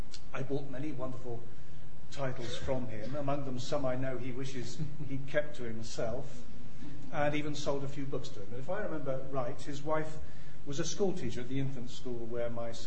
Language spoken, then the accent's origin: English; South West England, United Kingdom; moved away as an adult; now in London, United Kingdom; I came to London from Dorset in 1970 at the age of 21, and worked as a public health inspector for Islington Council.